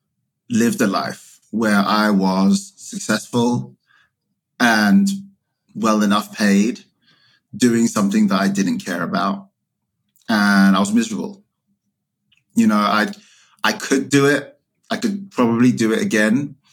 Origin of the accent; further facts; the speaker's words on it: United Kingdom; now in United States; I am the child of a Ghanaian immigrant to the UK. I emigrated from the UK to the US.